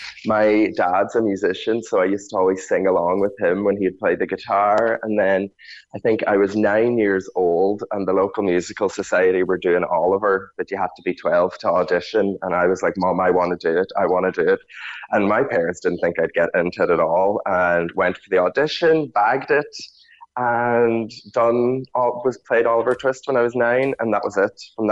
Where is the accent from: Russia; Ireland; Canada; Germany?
Ireland; Ulster; But I definitely did feel like an alien growing up in Donegal, that there was no place there for me.